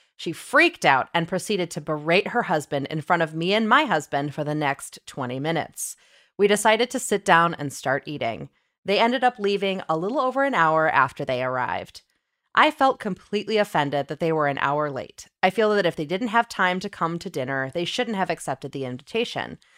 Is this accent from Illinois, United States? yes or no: yes; Illinois, United States; I'm from Illinois as well